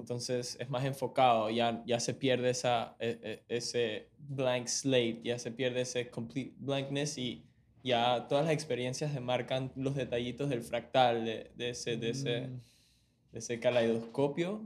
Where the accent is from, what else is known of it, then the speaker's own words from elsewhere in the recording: Panama; also born or lived in Venezuela; yo nací aquí en Panamá, criado por mis padres